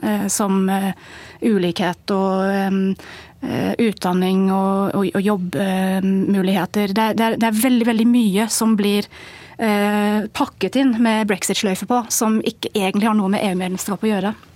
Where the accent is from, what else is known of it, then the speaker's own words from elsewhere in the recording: England, United Kingdom; moved away as an adult; now in Norway; Jeg har bodd i Norge i 14 år. Og jeg er engelsk, oppvokst i England